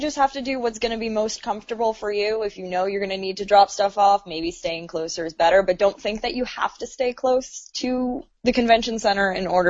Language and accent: English; United States; moved away; I grew up right outside of Manhattan